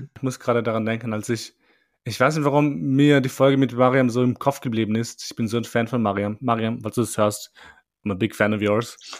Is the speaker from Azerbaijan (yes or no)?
no; Vienna, Austria; bei uns war es ein bisschen anders, also in Wien zumindest, weil die Schule, die ich besucht habe, war voller Ausländer